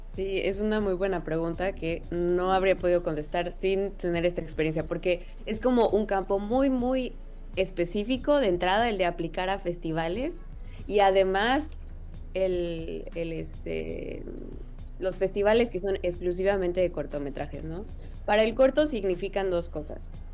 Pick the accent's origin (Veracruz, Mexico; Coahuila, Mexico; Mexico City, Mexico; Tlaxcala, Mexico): Mexico City, Mexico; moved away as an adult; now in Berlin, Germany; yo que viví toda la vida en la Ciudad de México y crecí ahí